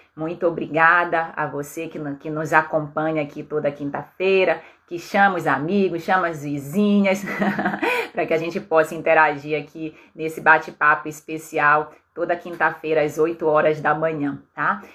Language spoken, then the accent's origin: Portuguese; Belém, Pará, Brazil; na minha cidade natal, em Belém